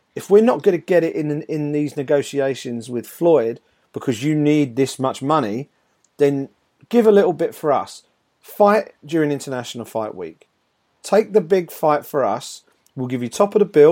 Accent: United Kingdom; as a Brit

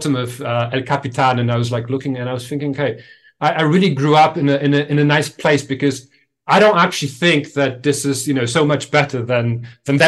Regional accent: Kraków, Lesser Poland, Poland; moved away as an adult; also born or lived in Warsaw; I grew up, there is this city, second biggest city in Poland, in southern Poland, called Kraków

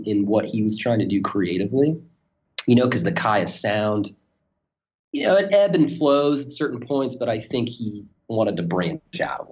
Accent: Pittsburgh, Pennsylvania, United States; moved away; I'm actually from Pittsburgh, Pennsylvania, originally

